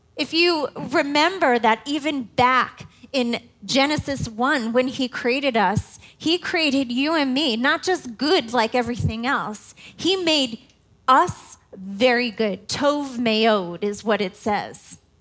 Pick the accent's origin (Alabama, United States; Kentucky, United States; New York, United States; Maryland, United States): New York, United States; New York City; now in Indiana, United States; I am not a Hoosier girl. I am a New York City girl